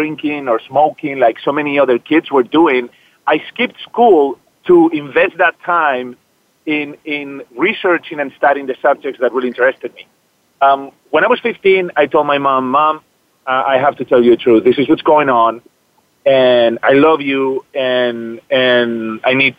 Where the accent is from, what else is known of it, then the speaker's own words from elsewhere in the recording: Zaragoza, Aragon, Spain; also born or lived in Madrid; now in United States; I was born in Madrid, but I grew up in a small town northeast called Zaragoza